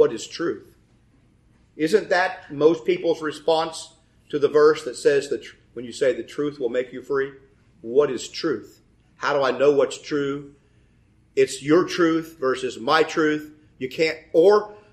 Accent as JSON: {"language": "English", "country": "United States", "tie": "born or raised there", "said": "I'm born in the United States in the middle of the 20th century, 1952. I was born. I live in that time. I'm an American and educated in that culture."}